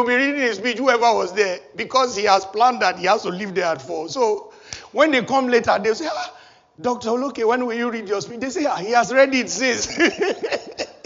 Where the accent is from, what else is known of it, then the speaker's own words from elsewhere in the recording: Nigeria; When I was a little boy, growing up in Nigeria, my home country